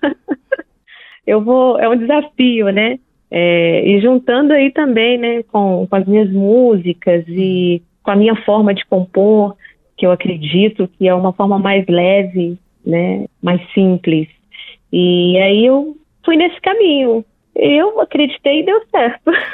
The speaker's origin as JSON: {"language": "Portuguese", "region": "Minas Gerais", "country": "Brazil"}